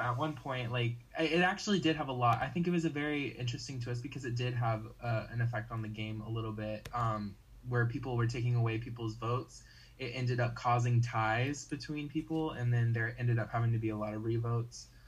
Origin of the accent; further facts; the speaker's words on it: North Carolina, United States; I'm from North Carolina